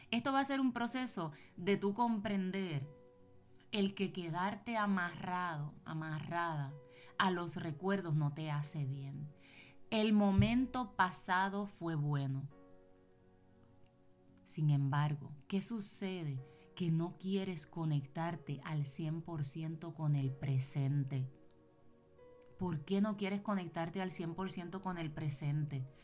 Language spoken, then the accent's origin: Spanish; Puerto Rico; now in United States; yo vine con eso, yo me mudé de Puerto Rico para Estados Unidos y yo vine con esas libretas.